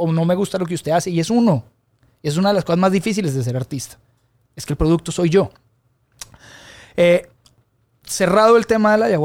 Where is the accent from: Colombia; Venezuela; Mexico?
Colombia; mi santuario de la música de rumba colombiana, de donde vengo yo, de mis raíces, de lo que crecí oyendo, de lo que entendemos como fiesta